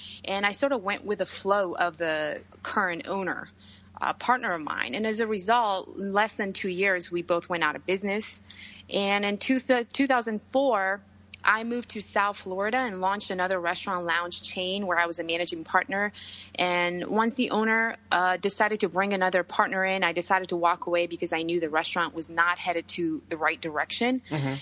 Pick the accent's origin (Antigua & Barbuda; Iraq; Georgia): Georgia; English is a second language; moved away as an adult; also born or lived in New York City; now in United States; I grew up in Europe, country named Georgia